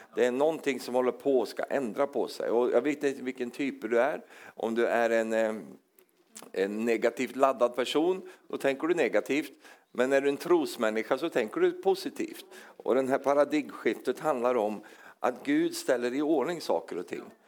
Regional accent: Sweden; accent: Swedish; Även om jag är som norsk på insidan så, så, så, låter jag svensk

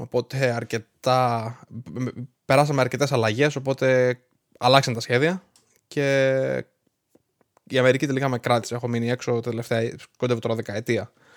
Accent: Greece; moved away as an adult; now in Rhode Island, United States; εγώ έφυγα από την Ελλάδα το Δεκέμβρη του 2011. Ήμουνα 18 χρονών και είχα μόλι τελειώσει το Λύκειο

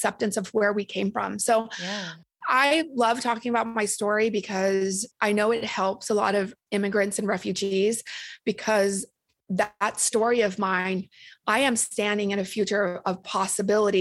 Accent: Orange County, California, United States; accent: Valley girl; also born or lived in Vietnam; I came from a refugee camp straight to the OC of all places

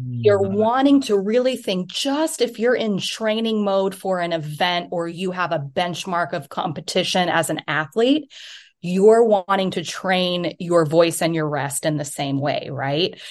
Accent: United States; moved away; also born or lived in New York City, United States; I'm from the United States, but I'm also an E U dual citizen

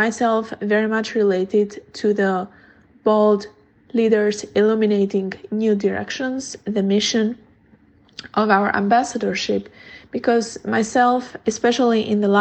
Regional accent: Albania; moved away as an adult; now in Seattle, United States; I am originally from Albania

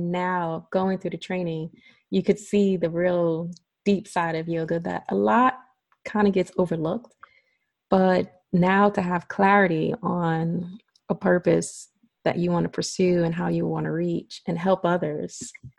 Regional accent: Brooklyn, New York, United States; I actually was born and raised in Brooklyn.

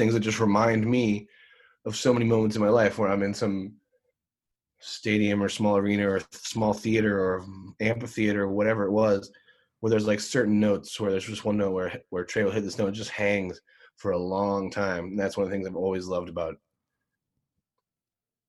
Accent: outside of Philadelphia, Pennsylvania, United States; I grew up outside of Philadelphia

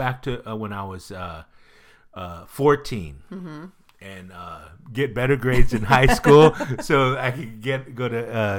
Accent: Pleasanton, California, United States; I was raised in Pleasanton with no AC.

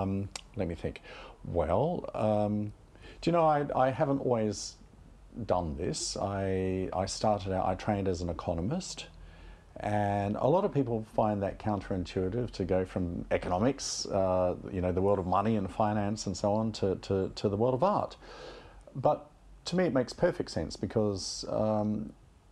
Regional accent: Australia; moved away as an adult; now in London, United Kingdom; I grew up in Australia

